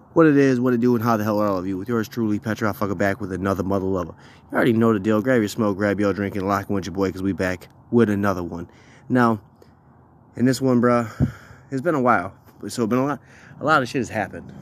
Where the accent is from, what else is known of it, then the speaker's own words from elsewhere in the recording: Minnesota, United States; I live in Minnesota, and it is a liberal hellhole, but it is also my home state.